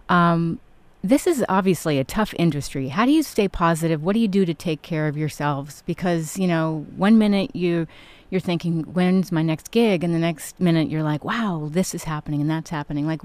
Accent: Manhattan, New York, United States; also born or lived in Connecticut / Long Island; I grew up. Um, I was born in Connecticut, moved to Manhattan. I also lived in Long Island.

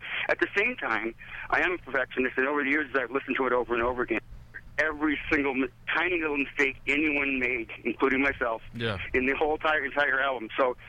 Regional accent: Iowa, United States; moved away; Well, I'm from Iowa.

